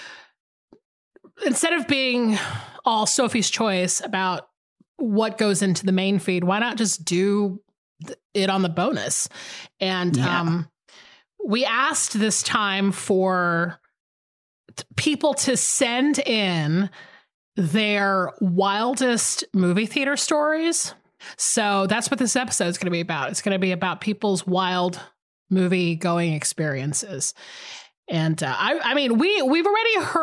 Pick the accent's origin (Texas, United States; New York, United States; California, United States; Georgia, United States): Georgia, United States; Atlanta; I grew up in Atlanta.